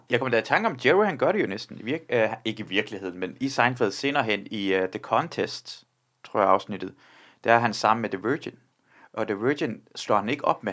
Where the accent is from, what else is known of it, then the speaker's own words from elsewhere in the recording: Iran; now in Denmark; jeg er selv iraner